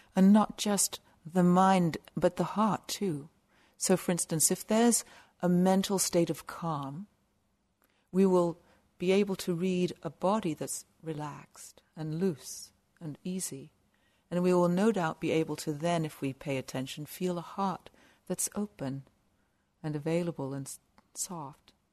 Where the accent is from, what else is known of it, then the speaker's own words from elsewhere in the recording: South of England, United Kingdom; also born or lived in west coast of Canada; now in Canada; I grew up in a little village in the south of England